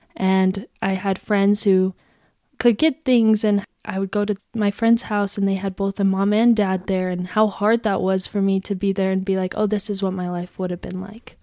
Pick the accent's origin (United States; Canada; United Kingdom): United States; Gilbert, Arizona; I am from Gilbert, Arizona